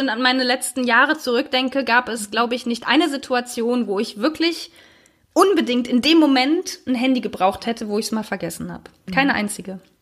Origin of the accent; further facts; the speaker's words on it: Germany; wir als Deutsche